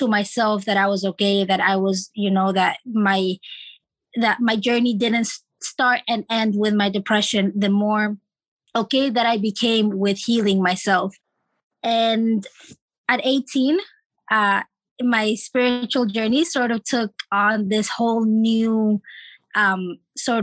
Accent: Florida, United States; moved away; also born or lived in Chile / California; we moved to Florida, my dad, my mom, and my two siblings, where we lived for 10 years

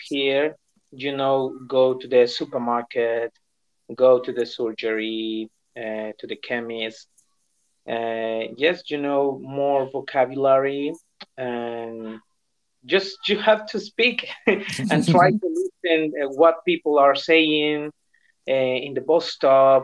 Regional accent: El Salvador; first language Spanish; English is a second language; moved away as an adult; now in United Kingdom; I am from El Salvador in Central America. I have been living in the UK about 1 year and 4 months. And I studied English in my country. My first language is Spanish.

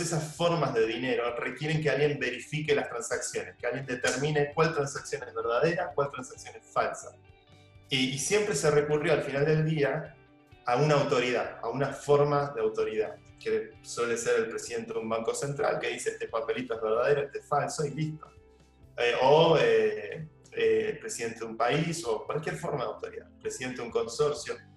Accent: Argentina; moved away as an adult; also born or lived in New York / San Francisco; now in Spain; una cultura mucho más parecida a la nuestra, a los argentinos

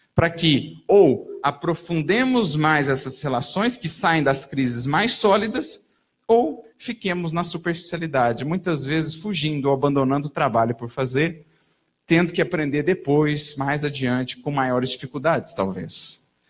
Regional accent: Brazil; todos nós, enquanto brasileiros, enquanto nação

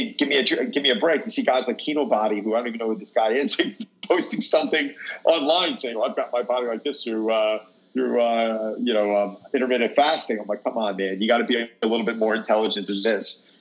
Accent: Long Island, New York, United States; I was born and raised in Long Island and moved into the city for about 13 years, got married with two kids, moved back to the island

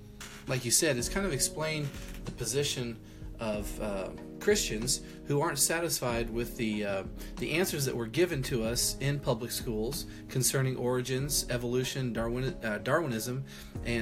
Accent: Midwest, United States; also born or lived in Iowa / Texas; I've been pretty much in the Midwest my whole life

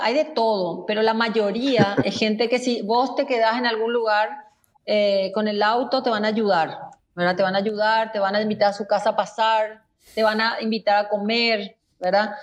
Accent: Paraguay; somos los paraguayos

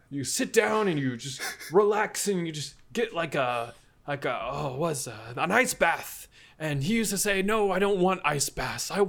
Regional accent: Illinois, United States; Hey, look, here's my birth certificate. I am from Illinois.

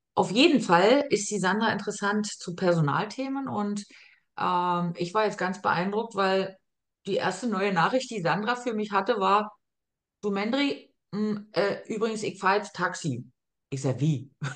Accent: Germany; moved away as an adult; now in Austria; eine Erfahrung als Deutsche gemacht, wo ich nach Österreich kam

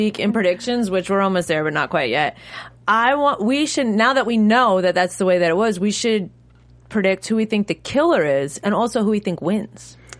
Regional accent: New York, United States; Yeah, I grew up in New York

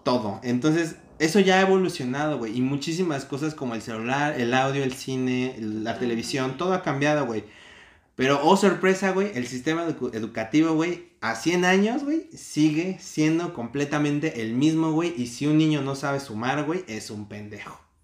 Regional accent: Mexico

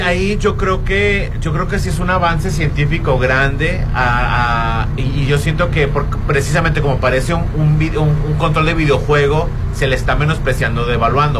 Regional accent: Mexico; somos mexicanos

